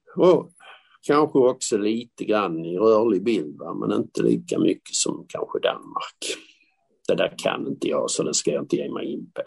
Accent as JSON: {"language": "Swedish", "town": "Malmö", "region": "Skåne", "country": "Sweden", "tie": "born or raised there", "said": "jag är själv från Malmö. Det är en industristad. Det, det, det, säger alla, ja men Malmö är en industristad. Det var det också när jag växte upp"}